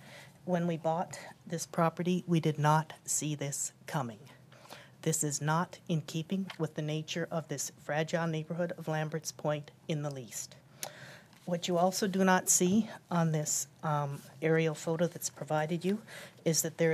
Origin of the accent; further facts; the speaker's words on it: United Kingdom; moved away as an adult; now in Hampton, United States; I'm new to Hampton, to Tidewater, as you can hear. We moved here from Britain about 2.5 years ago.